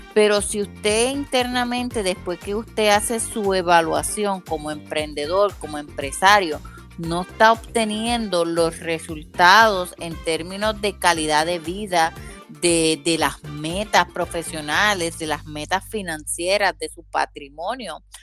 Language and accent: Spanish; Puerto Rico; yo soy de Puerto Rico